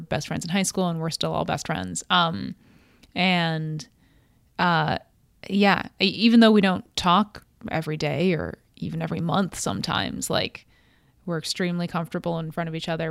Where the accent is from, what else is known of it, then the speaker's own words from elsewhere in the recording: Cleveland, Ohio, United States; moved away as an adult; also born or lived in Connecticut / New York / Romania; I was raised in Cleveland, went to Catholic, uh, grade school and Catholic high school